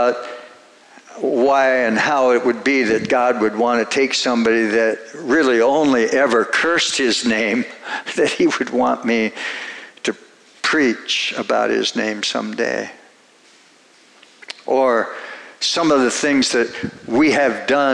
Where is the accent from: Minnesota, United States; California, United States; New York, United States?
Minnesota, United States; I grew up in Minnesota, and rural Minnesota, very rural